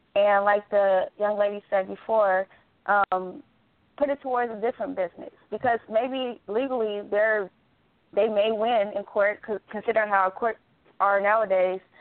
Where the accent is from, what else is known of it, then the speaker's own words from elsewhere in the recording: Gary, Indiana, United States; now in Dallas, United States; I'm originally from Indiana, which I'm from Gary, Indiana